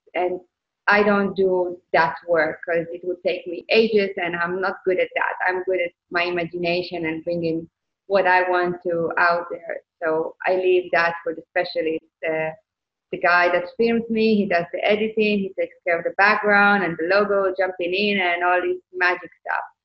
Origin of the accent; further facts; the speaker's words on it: Israel; moved away; I came from Israel and I served in the military